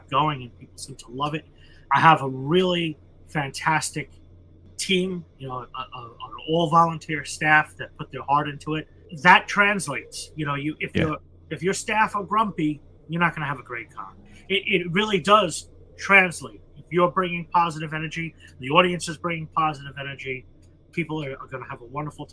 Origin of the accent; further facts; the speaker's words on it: United States; as an American